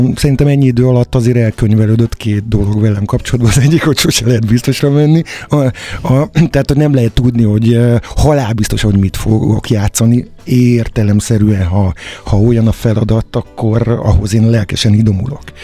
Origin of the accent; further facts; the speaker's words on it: Csorna, Győr-Moson-Sopron, Hungary; moved away as an adult; now in Budapest, Hungary; Amikor én cseperedtem, akkor akkor Győr-Sopron éltem, egész konkrétan Csornán születtem